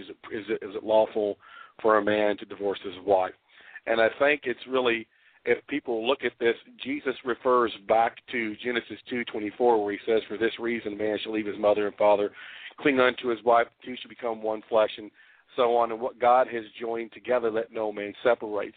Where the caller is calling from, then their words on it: Memphis, Tennessee, United States; I'm calling from Memphis